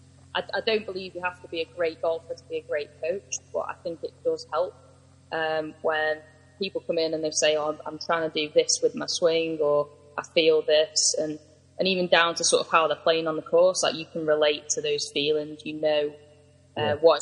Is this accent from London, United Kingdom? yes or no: no; Manchester, North West England, United Kingdom; I'm from Manchester